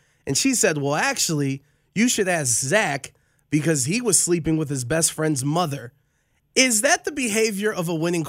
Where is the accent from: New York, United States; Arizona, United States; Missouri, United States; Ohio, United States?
Ohio, United States; Cleveland; I'm from Cleveland.